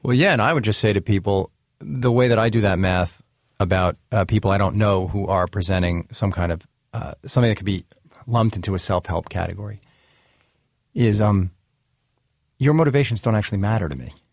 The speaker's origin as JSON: {"language": "English", "country": "United States"}